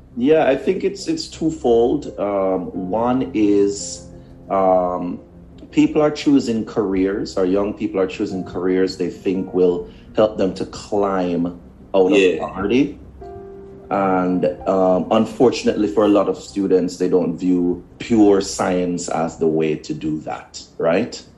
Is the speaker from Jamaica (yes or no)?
yes; Kingston, Jamaica; moved away; also born or lived in Portmore, Jamaica / United States; I grew up in Kingston, Jamaica